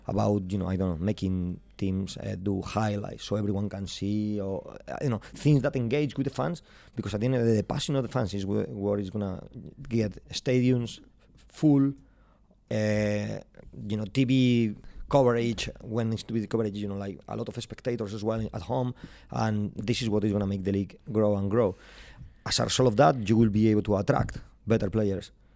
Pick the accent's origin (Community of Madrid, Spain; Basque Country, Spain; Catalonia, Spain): Community of Madrid, Spain; Madrid; English is a second language; moved away as an adult; now in Glasgow, United Kingdom; I'm from Madrid